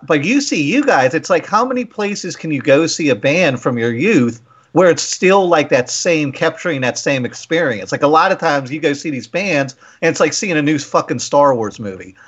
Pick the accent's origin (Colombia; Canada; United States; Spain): United States; Waldorf, Maryland; we're from Waldorf. We played in a lot of bands coming up